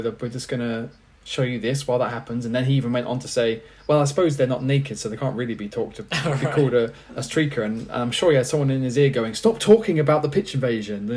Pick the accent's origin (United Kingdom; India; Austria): United Kingdom; England; as English people